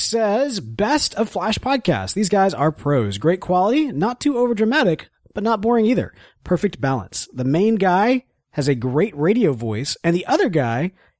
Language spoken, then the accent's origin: English; the South, United States; accent: Southern; Well, see, I suppress my southern accent all the time. Hence the radio voice.